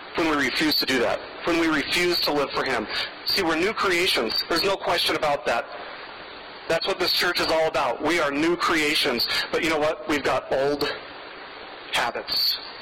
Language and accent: English; Las Vegas, Nevada, United States; moved away; I grew up in Las Vegas and I worked in the casinos in Las Vegas for a long time